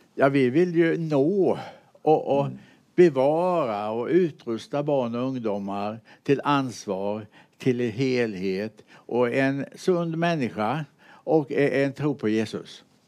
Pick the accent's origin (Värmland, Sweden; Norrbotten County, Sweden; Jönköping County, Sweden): Jönköping County, Sweden; Mullsjö; also born or lived in United States; jag är uppväxt i Mullsjö